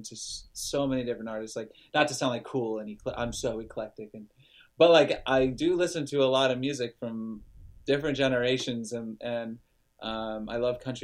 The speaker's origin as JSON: {"language": "English", "town": "Lodi", "region": "California", "country": "United States", "tie": "born or raised there", "said": "my hometown of Lodi, California."}